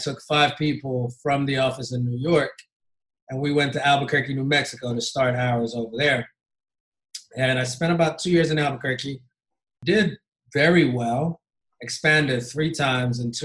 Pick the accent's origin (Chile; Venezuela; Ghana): Ghana; moved away as an adult; also born or lived in Indiana, United States / Kentucky, United States; now in United States; born and raised in Ghana. And I moved to the States when I was 19 to Hanover College in Southern Indiana